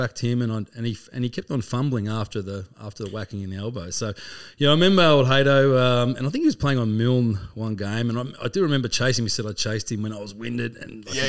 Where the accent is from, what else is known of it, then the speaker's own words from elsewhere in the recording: Colac, Victoria, Australia; Yeah, so I grew up in Colac